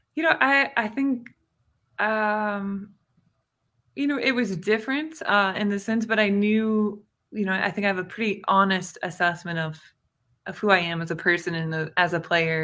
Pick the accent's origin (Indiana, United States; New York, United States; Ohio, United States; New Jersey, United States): Indiana, United States; growing up in Indiana